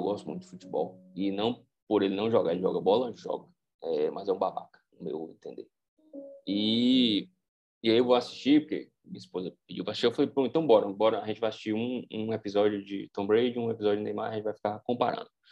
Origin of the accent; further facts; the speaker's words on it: Brazil; eu sou brasileiro, estou inserido nessa cultura